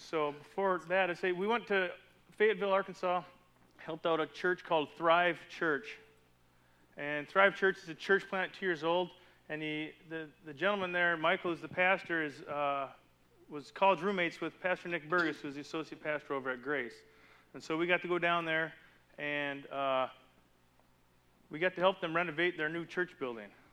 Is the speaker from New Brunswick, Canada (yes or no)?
no; Calgary, Alberta, Canada; moved away; we're at the Market Mall parking lot in the middle of Calgary, Alberta, where I grew up